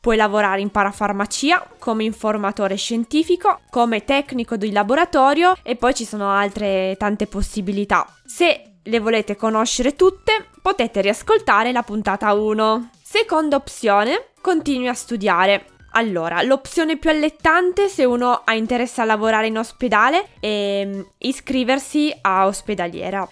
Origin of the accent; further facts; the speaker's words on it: Piedmont, Italy; moved away as an adult; also born or lived in Turin; now in Aosta Valley, Italy; io sono piemontese e per comodità mi sono laureata a Torino